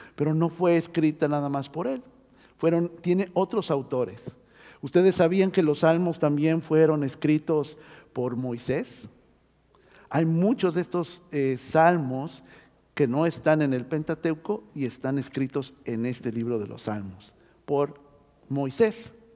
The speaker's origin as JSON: {"language": "Spanish", "region": "Mexico City", "country": "Mexico", "tie": "born or raised there", "moved": "yes", "lives_now": "Oregon, United States", "said": "yo nací en la Ciudad de México, o Tierra Santa, también le pueden decir"}